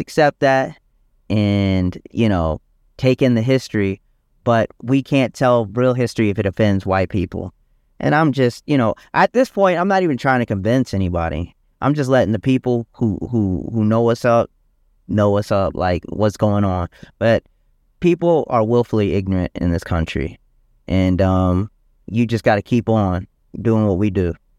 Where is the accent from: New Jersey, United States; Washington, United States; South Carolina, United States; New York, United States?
South Carolina, United States; moved away as an adult; also born or lived in Detroit, Michigan / Richland County, South Carolina; now in Virginia, United States; I was born in Detroit, Michigan, uh, but moved down to South Carolina when I was around seven years old, um, and was raised there